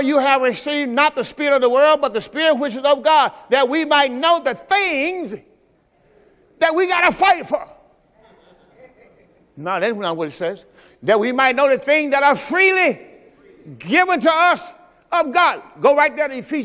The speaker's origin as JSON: {"language": "English", "region": "Mississippi", "country": "United States", "said": "I'm from Mississippi."}